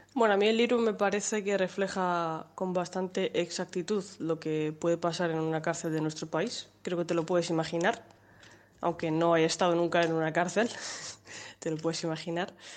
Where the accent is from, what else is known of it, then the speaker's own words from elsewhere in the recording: Toledo, Castilla-La Mancha, Spain; soy de la calurosa ciudad de Toledo